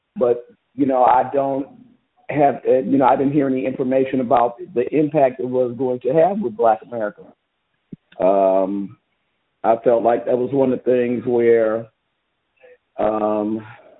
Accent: Fresno, California, United States; also born or lived in Texas; I grew up in West Fresno

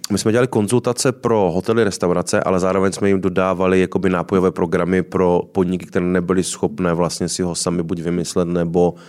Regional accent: Ostrava, Moravian-Silesian Region, Czechia; moved away as an adult; also born or lived in Prague; now in Karlovy Vary, Czech Republic; Já jsem se z Ostravy dostal do Prahy, abych se následně dostal z, vlastně z úplného východu na úplný západ

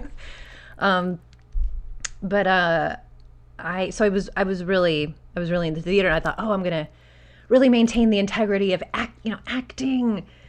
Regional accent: Albuquerque, New Mexico, United States; moved away; I'm originally from Albuquerque, New Mexico

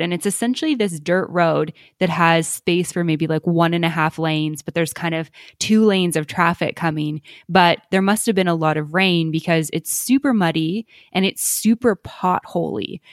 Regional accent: Canada; moved away; we're from Canada originally

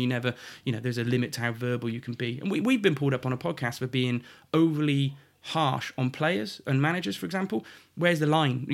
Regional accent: Shrewsbury, West Midlands, United Kingdom; also born or lived in Montford Bridge; I was born in Shrewsbury Hospital

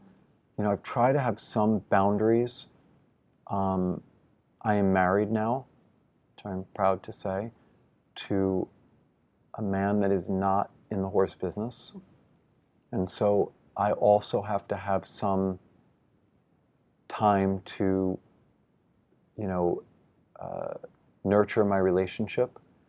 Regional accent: New York, United States; But as a New Yorker, I've yet to see him compete and finish what is the most important to him.

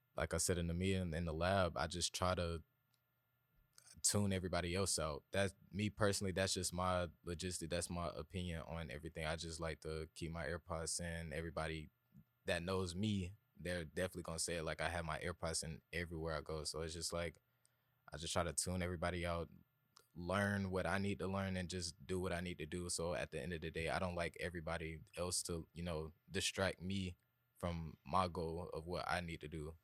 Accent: Atlanta, Georgia, United States; I'm from East Atlanta. Uh, I went to Columbia High School

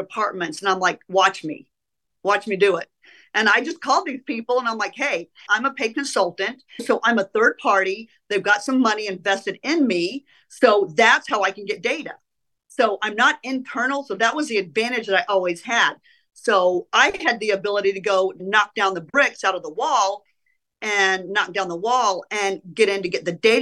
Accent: Oklahoma City, Oklahoma, United States; moved away as an adult; also born or lived in Illinois; I grew up in Oklahoma. I grew up in Oklahoma City, went to high school in Oklahoma City

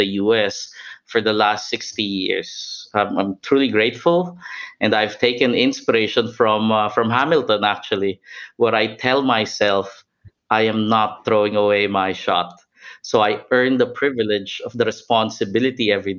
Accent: Manila, Metro Manila, Philippines; I'm originally from Manila

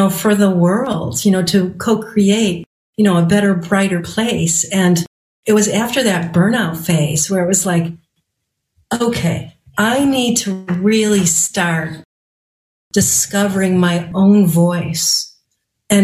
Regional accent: Chicago, Illinois, United States; now in northern Michigan, United States; I'm from Chicago in the suburbs

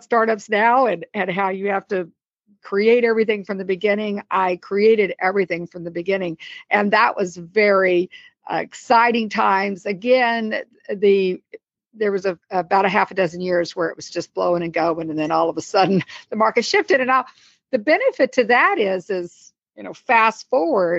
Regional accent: Columbia, Missouri, United States; moved away as an adult; also born or lived in Dallas, Texas; now in McLean, United States; I grew up in Columbia, Missouri, which is a college town

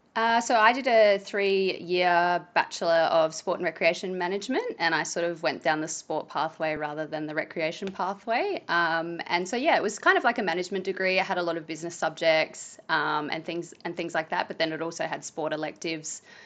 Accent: Tailem Bend, South Australia, Australia; I'm from Tailem Bend, and I grew up there, and my parents still live there

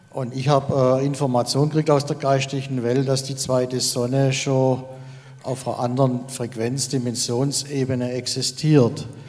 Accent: Baden-Württemberg, Germany; ich komme aus dem Schwarzwald und ich bin seit einem Jahr unterwegs mit der Forschergruppe Waldgeist.

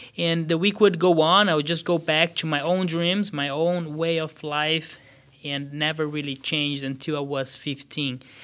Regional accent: São Paulo, Brazil; moved away as an adult; now in Des Moines, United States; I was born in Brazil, southeast of Brazil, uh, São Paulo State, in a town of about six hundred thousand people

